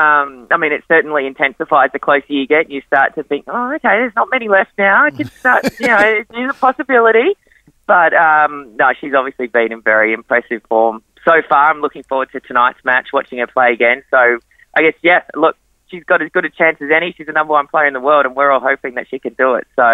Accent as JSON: {"language": "English", "town": "Gold Coast", "region": "Queensland", "country": "Australia", "tie": "born or raised there", "also_born_or_lived": "Adelaide, South Australia", "said": "I grew up on the Gold Coast. We did move to Adelaide for 5 years when I was little"}